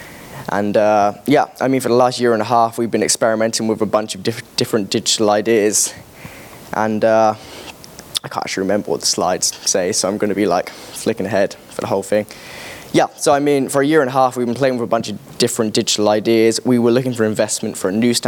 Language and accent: English; Corby, East Midlands, United Kingdom; my hometown called Corby Magazine